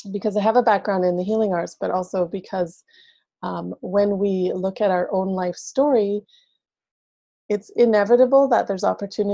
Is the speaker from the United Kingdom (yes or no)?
no; Canada; I'm from Canada